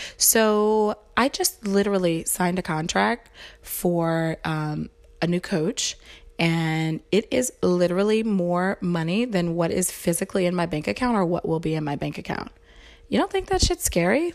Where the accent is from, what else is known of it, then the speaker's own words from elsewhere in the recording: the South, United States; I was raised in the South, so super, you know, Bible Belt, religious